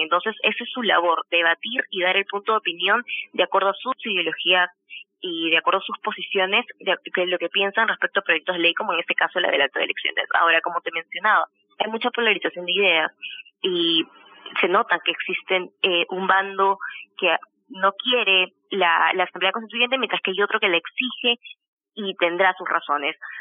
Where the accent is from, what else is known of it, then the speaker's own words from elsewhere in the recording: Peru; como peruanos